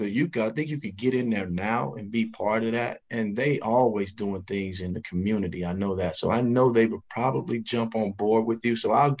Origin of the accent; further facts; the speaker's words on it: Chicago, Illinois, United States; I'm from Chicago.